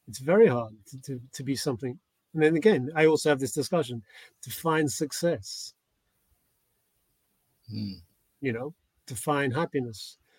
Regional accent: England, United Kingdom; when I was growing up in England

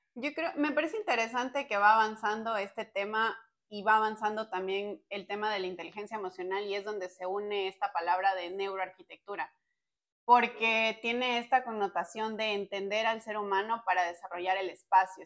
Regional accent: Ecuador; nosotros somos de Ecuador

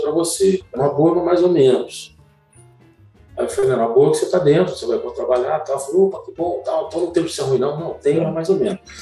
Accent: Rio de Janeiro, Brazil; moved away as an adult; also born or lived in Recife / Linhares / Serra; now in Vitória, Brazil; minha vida todinha, minha adolescência, foi criada no Maracanã

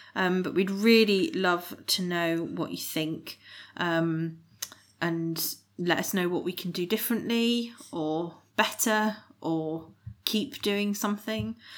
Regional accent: West Midlands, United Kingdom; we're from the West Midlands

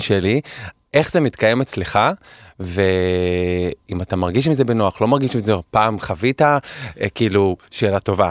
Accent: Holon, Tel Aviv District, Israel; also born or lived in Kerem HaTeimanim, Tel Aviv; now in Tel Aviv, Israel; אני גדלתי בחולון

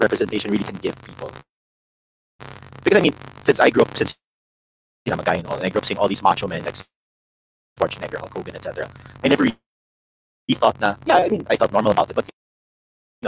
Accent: Philippines; growing up, we're all from the Philippines

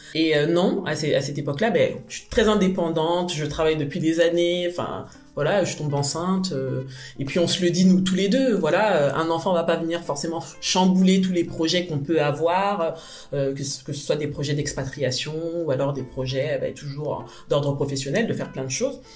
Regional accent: Paris, Île-de-France, France; J'ai grandi à Paris. Je suis arrivée à Paris, j'avais moins d'un

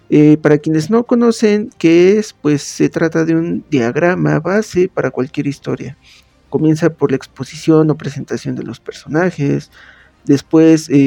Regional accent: Pachuca, Hidalgo, Mexico; soy originario de Pachuca Hidalgo, comunicólogo por la Universidad Autónoma del Estado de Hidalgo y corrector de estilo por la Universidad Autónoma de Barcelona.

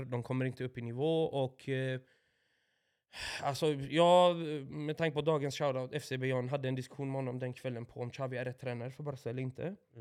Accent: Åby, Östergötland, Sweden; Nyår hemma i Åby med mina föräldrar och deras vänner och deras barn naturligtvis då, de jag växte upp med, barndomsvänner

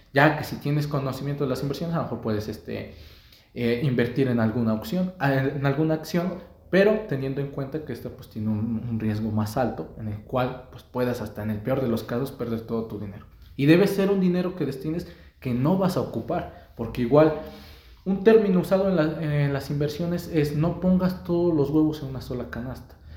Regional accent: Mexico; como mexicanos

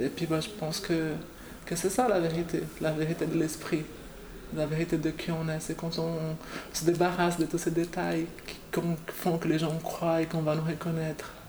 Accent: Brazil; moved away; je viens du Brésil

